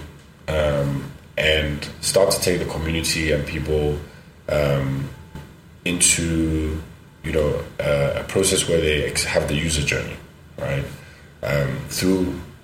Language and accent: English; Ghana; our culture in Ghana, very conservative.